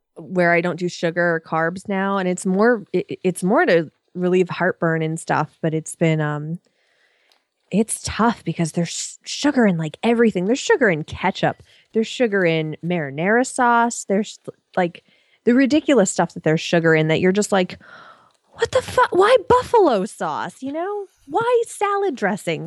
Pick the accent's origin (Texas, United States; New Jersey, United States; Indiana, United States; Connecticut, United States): Connecticut, United States; I'm also from Connecticut